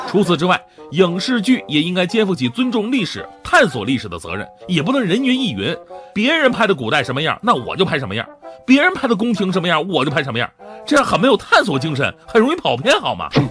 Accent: Northeast China, China; accent: Northeastern Mandarin; 努尔哈赤是纯东北爷们儿，我老乡啊

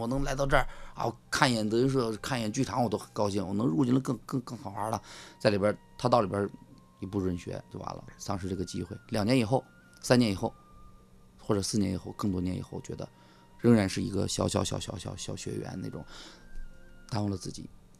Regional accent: Northeast China, China; accent: Northeastern Mandarin; 是动不动跑出一句东北话来，我自己很无意的流露。

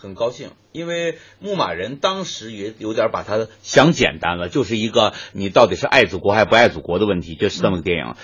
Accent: Northeast China, China; 我们东北人就说，我削你，我削你

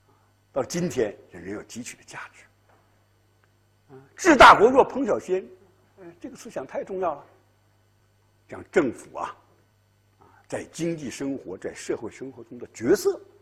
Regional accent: China; 四两拨千斤，我们中国人特别善于这一套，悠悠无尽的历史烟云

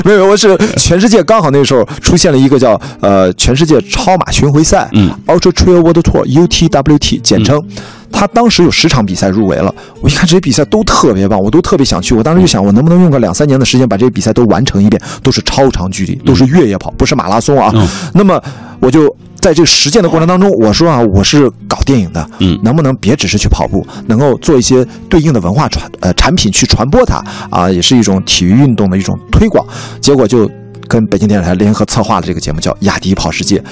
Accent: Qingdao, Shandong, China; moved away as an adult; now in Beijing, China; 我出生在青岛，长大在青岛

